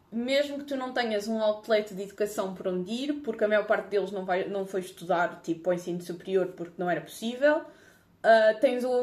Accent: Lisbon, Portugal; viver em Lisboa, que eu sou de Lisboa.

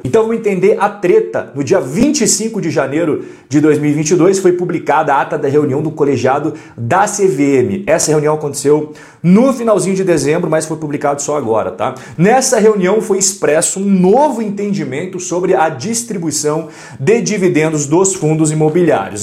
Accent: Curitiba, Paraná, Brazil; eu sou curitibano

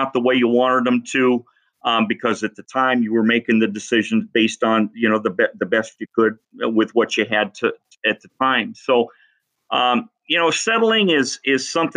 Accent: Columbus Junction, Iowa, United States; moved away as an adult; also born or lived in Cedar Rapids / Council Bluffs; left my hometown of Columbus Junction

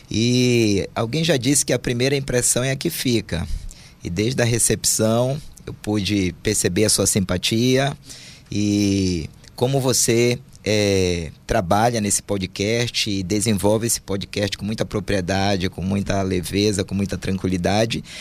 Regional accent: Belém, Pará, Brazil; also born or lived in Rio de Janeiro; E sou natural do Rio de Janeiro, mas desde pequeno vim morar em Belém. É, Belém, onde Jesus nasceu no meu coração.

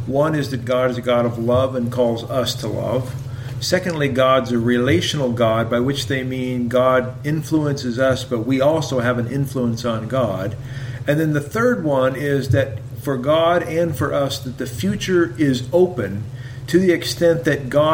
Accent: Idaho, United States; I'm a theologian from Idaho

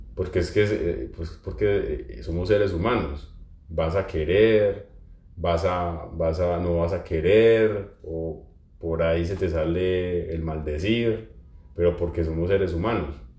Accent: Pereira, Risaralda, Colombia; moved away; mi ciudad de origen, en, en Pereira

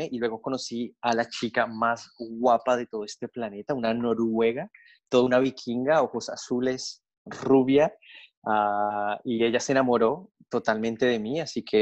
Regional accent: Colombia; moved away as an adult; now in Australia; ah, originalmente soy de Colombia, así que estaba en Colombia y le dije a mis padres, me quiero ir a Australia

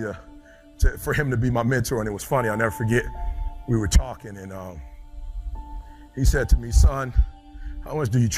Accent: Detroit, Michigan, United States; I'm from Detroit, high school dropout. Nobody on my block is an author

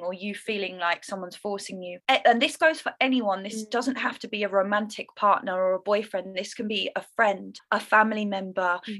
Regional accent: London, United Kingdom; moved away as an adult; also born or lived in Indonesia; I'm from London

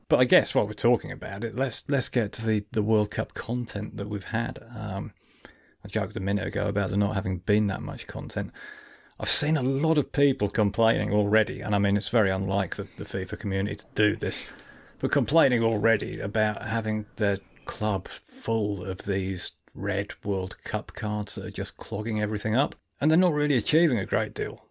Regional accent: Lincolnshire, East Midlands, United Kingdom; also born or lived in Hartlepool; I was born in Hartlepool and I'm a Sunderland fan, but really, I'm from Lincolnshire

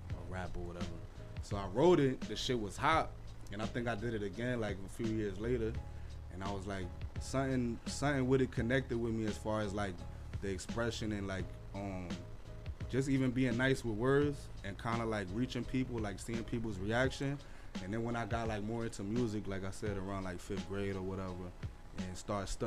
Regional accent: Paterson, New Jersey, United States; also born or lived in Garfield, New Jersey / Fair Lawn, New Jersey; Originally, I'm from Garfield. At a young age, I moved to Fairlawn, and then that's basically, like, how I didn't really fit in the town, so that's basically how I ended up, like, chilling in Patterson at a younger age

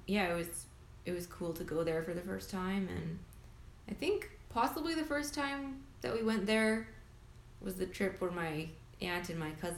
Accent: Canada; now in Vancouver, Canada; We're Canadian. We're in Vancouver, British Columbia

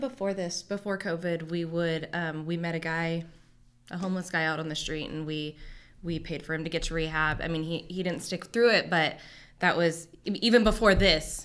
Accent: Hanford, California, United States; I was born and raised here in Hanford.

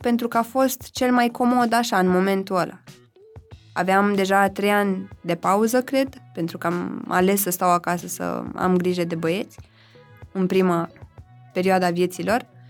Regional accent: Zărnești, Brașov County, Romania; moved away; eu sunt din Brașov, respectiv m-am născut în orașul Zărnești, județul Brașov, acolo am făcut liceu

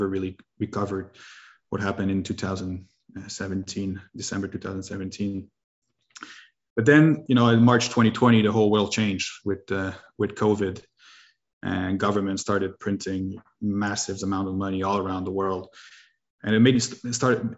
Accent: Canada; I'm from Canada, French Canadian

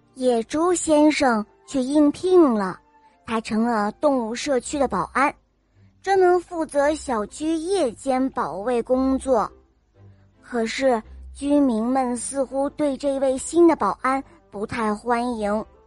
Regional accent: Hefei, Anhui, China; 我今年五岁了，我来自合肥

